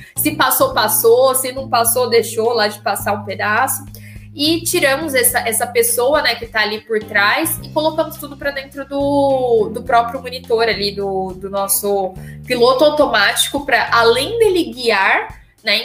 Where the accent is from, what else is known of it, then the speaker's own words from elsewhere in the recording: Brazil; como um bom brasileiro